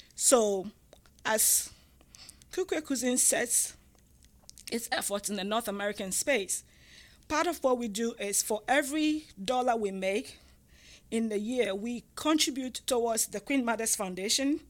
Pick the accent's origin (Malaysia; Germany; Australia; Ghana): Ghana; moved away; I'm from Ghana, West Africa, and I'm I'm from the tribe called the Ga